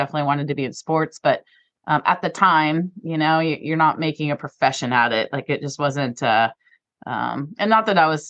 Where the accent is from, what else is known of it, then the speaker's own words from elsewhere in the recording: El Dorado Hills, California, United States; now in Tallahassee, United States; I am born and raised in Northern California, El Dorado Hills, a little outside of Sacramento.